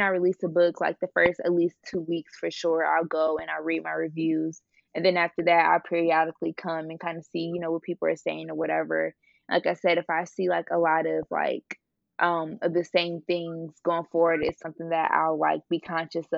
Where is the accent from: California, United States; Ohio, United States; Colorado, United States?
Ohio, United States; Cleveland; I'm from Ohio, like, Cleveland area